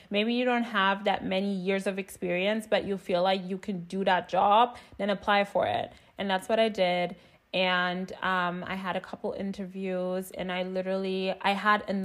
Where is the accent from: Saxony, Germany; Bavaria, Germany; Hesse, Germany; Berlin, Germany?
Berlin, Germany; moved away as an adult; also born or lived in New York City, United States; I'm originally from Berlin